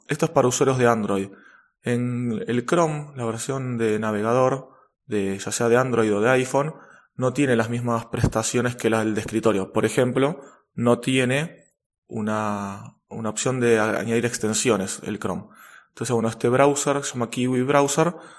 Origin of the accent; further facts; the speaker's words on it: Argentina; en mi país, en Argentina